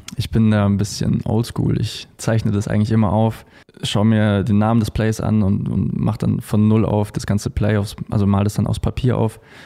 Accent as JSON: {"language": "German", "town": "Munich", "region": "Bavaria", "country": "Germany", "said": "Wir kommen nämlich beide aus München"}